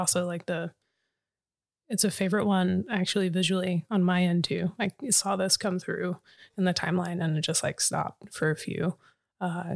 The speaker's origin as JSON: {"language": "English", "area": "Mojave Desert, Joshua Tree", "region": "California", "country": "United States", "tie": "born or raised there", "said": "I grew up in the Mojave Desert and Joshua Tree was literally my backyard"}